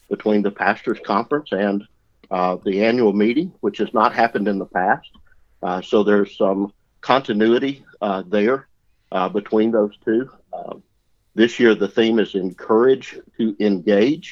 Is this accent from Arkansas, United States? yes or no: yes; the Arkansas Delta, United States; I'm from the Delta, raised in the Delta, still live in the Delta